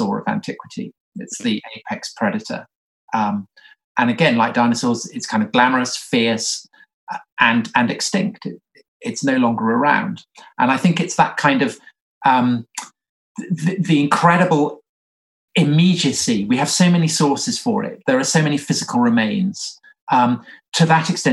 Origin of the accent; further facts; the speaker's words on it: England, United Kingdom; accent: English; from my accent, I'm English